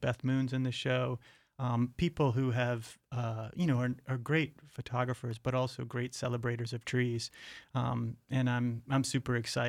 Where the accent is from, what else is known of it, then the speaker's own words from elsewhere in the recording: outside of New Orleans, Louisiana, United States; I grew up in outside of New Orleans